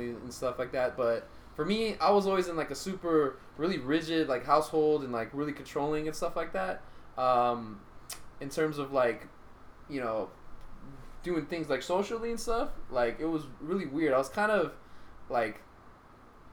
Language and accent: English; Stockton, California, United States; I grew up in Stockton